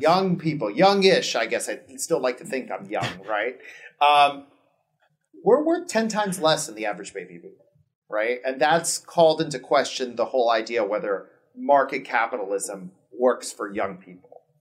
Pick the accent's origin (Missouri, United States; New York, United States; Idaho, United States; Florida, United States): Florida, United States; Miami; moved away as an adult; now in Los Angeles, United States; I grew up in Miami, we're Cuban